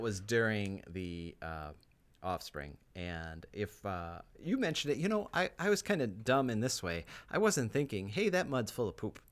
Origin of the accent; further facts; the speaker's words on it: Wisconsin, United States; growing up in Wisconsin, you have heat and humidity